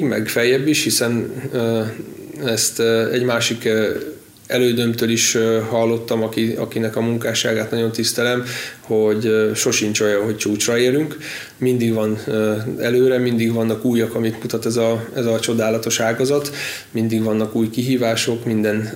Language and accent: Hungarian; Badacsony, Veszprém County, Hungary; az első kis saját ültetvényük volt az én játszóterem, ott nőttem fel, és együtt cseperedtünk a, a birtokkal